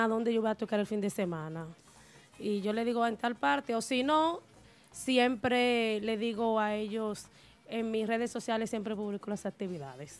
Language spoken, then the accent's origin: Spanish; Nagua, María Trinidad Sánchez, Dominican Republic; Yo soy de Río San Juan, de Nagua.